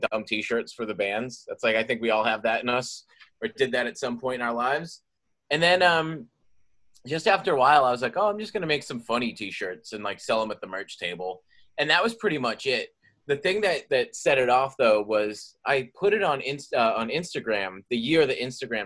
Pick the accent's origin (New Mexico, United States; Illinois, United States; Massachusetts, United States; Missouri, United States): Massachusetts, United States; Boston; I'm from Boston, Massachusetts